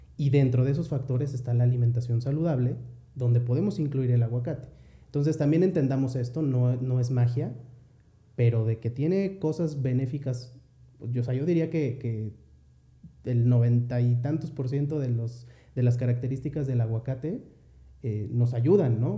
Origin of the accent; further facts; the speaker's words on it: Mexico; nosotros como mexicanos